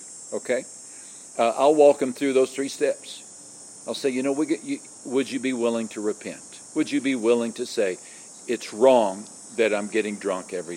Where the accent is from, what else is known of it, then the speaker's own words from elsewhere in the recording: West Texas, United States; I grew up in West Texas. And West Texas, my small West Texas town